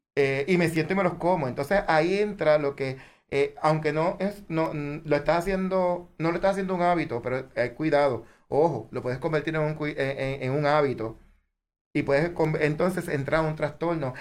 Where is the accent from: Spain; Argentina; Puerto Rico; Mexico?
Puerto Rico; como buen puertorriqueño